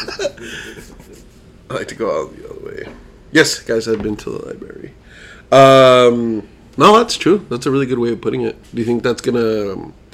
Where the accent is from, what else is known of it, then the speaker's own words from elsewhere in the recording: Idaho, United States; moved away; we're from Idaho